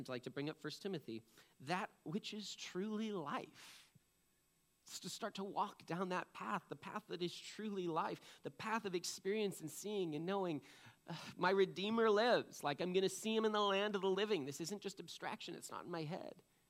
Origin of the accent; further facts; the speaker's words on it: East Coast, United States; now in Washington, United States; I'm from the East Coast